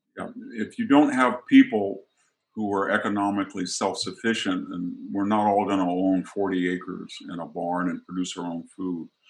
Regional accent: United States; my hometown, what I grew up

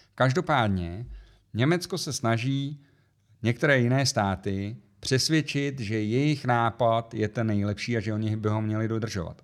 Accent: Czechia; u nás v Čechách

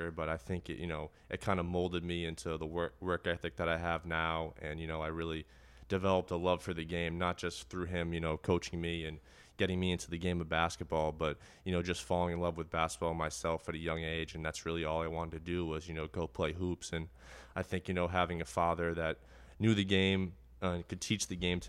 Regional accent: Bradford, Massachusetts, United States; Yeah, so I grew up in Bradford, Massachusetts, just right around the corner from North End over here.

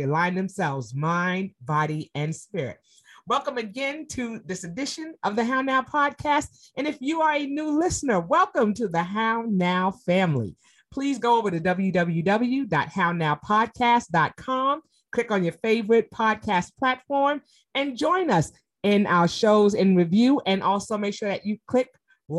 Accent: New York City, New York, United States; New York City, my hometown

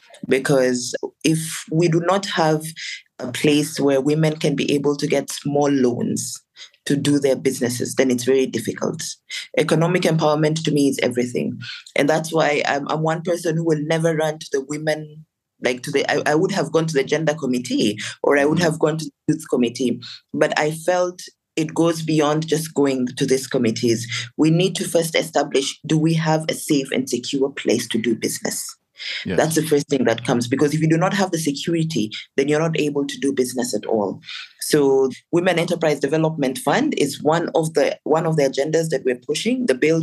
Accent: Lakes, South Sudan; I come from Lake State. It's actually called Lake State because we're surrounded by so many lakes.

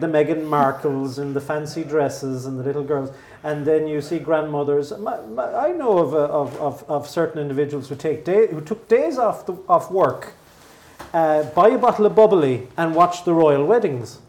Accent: Mallow, County Cork, Ireland; not too far from my hometown, Mallow

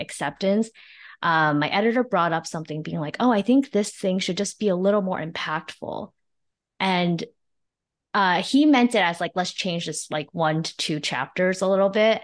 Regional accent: New Jersey, United States; born or raised there; also born or lived in China / Flushing, New York

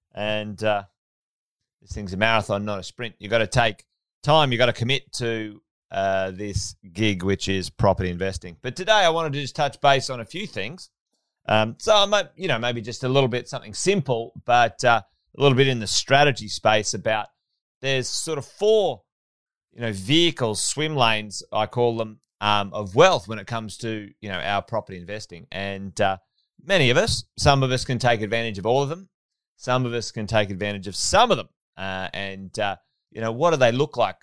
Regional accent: Queensland, Australia; also born or lived in Sydney; As a Queenslander

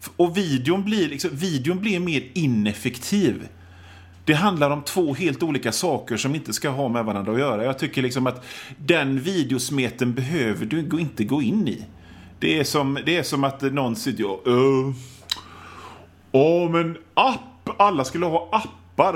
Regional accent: an island outside Gothenburg, Västra Götaland, Sweden; jag är från, från en ö utanför Göteborg

